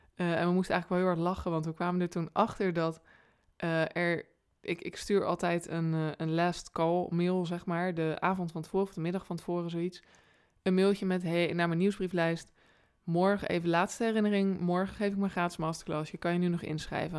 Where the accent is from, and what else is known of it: Rotterdam, South Holland, Netherlands